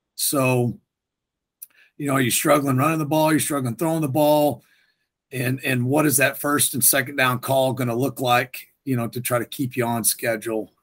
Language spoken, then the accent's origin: English; North Texas, United States; now in Houston, United States; I grew up in North Texas